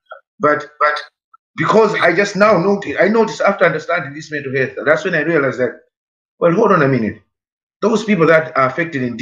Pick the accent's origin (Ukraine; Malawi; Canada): Malawi; now in Ireland; we're all Africans and we come from Malawi, all of us